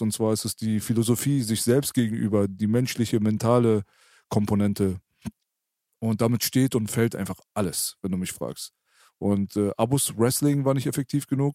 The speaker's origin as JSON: {"language": "German", "region": "Berlin", "country": "Germany", "said": "ich bin Berliner"}